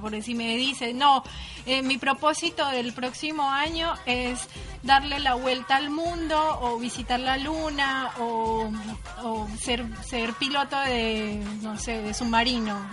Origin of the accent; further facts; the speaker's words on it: Colombia; moved away as an adult; also born or lived in Buenos Aires, Argentina; now in Uruguay; soy colombiana